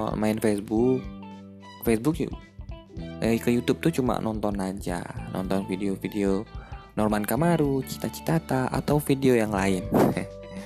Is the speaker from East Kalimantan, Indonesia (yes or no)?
no; Madura, East Java, Indonesia; moved away; saya adalah orang Madura yang merantau